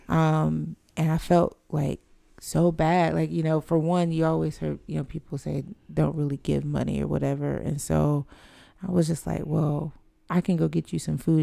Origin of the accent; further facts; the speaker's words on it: Fayetteville, North Carolina, United States; moved away as an adult; now in Charlotte, United States; growing up in Fayetteville